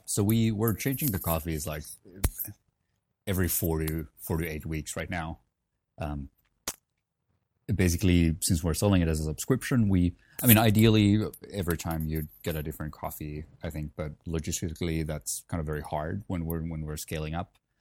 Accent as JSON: {"language": "English", "town": "Helsinki", "region": "Uusimaa", "country": "Finland", "tie": "born or raised there", "moved": "yes", "said": "I'm originally from Helsinki, Finland. Um, so grew up there"}